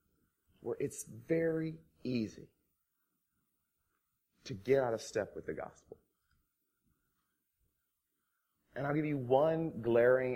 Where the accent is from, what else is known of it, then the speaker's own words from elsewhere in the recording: Mississippi, United States; I grew up in Mississippi